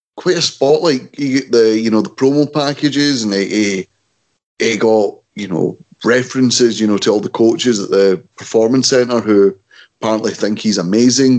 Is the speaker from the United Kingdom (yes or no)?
yes; Scotland, United Kingdom; we're Scottish